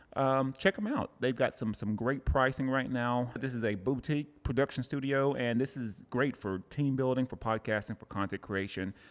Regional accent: Cleveland, Tennessee, United States; now in Oceanside, United States; Cleveland, Tennessee. That's my hometown.

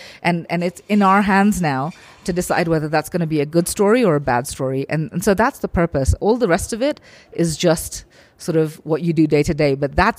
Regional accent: Kenya; You look at the issues in Africa, and I'm from Kenya, so for me this is a very personal issue for me

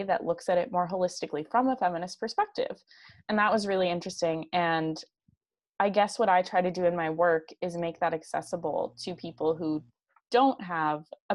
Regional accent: near Princeton, New Jersey, United States; moved away as an adult; also born or lived in New York City; I grew up in New Jersey in this very liberal town, very close to this town called Princeton

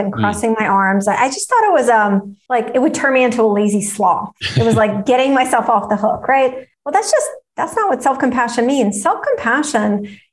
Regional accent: Russia; I grew up in Russia

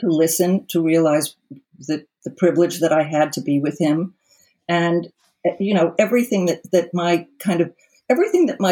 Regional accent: New York City, New York, United States; also born or lived in Colorado; I grew up in New York and that I grew up in a family in New York City

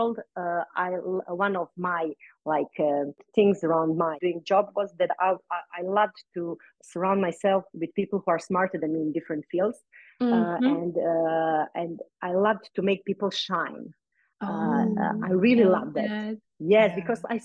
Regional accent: Croatia; in my island, in my hometown.

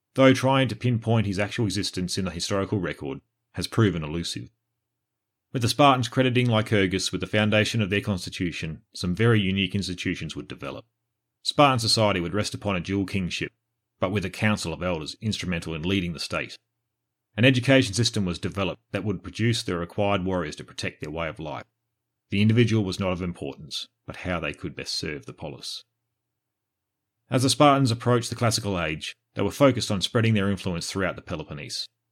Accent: Australia; I'm Australian born and bred, with three generations behind me born and bred.

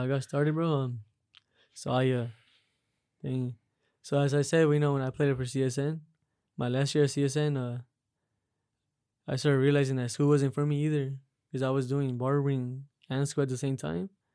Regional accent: Las Vegas, Nevada, United States; I grew up right here in uh Las Vegas, Las Vegas, Nevada.

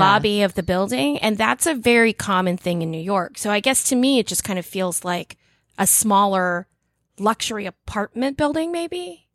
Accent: Philippines; I'm Filipino.

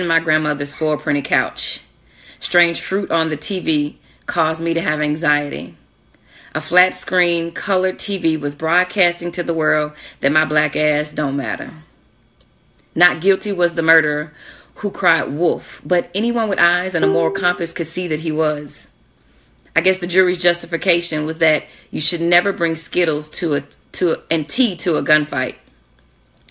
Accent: Jackson, Mississippi, United States; I'm from Jackson, Mississippi

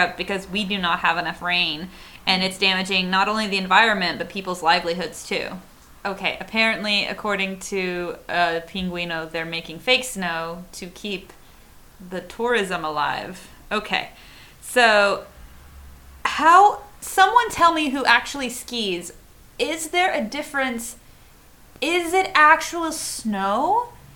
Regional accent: Arkansas, United States; now in Chile; I did grow up in Arkansas, which is where we have chocolate gravy on biscuits.

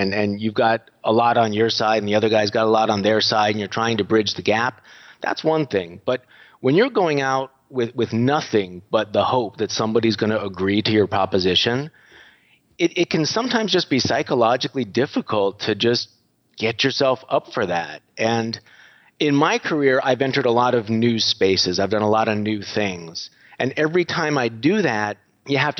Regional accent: United States; moved away as an adult; now in Budapest, Hungary; You may notice from my voice that I'm not sounding very Hungarian. I am American, but I moved over here about a dozen years ago.

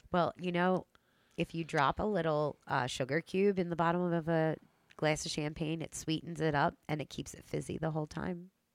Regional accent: Delaware County, Pennsylvania, United States; Delco girl.

